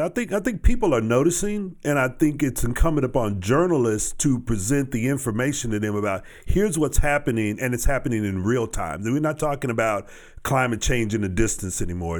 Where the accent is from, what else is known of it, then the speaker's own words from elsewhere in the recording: Texas, United States; my hometown and through that area where when I was growing up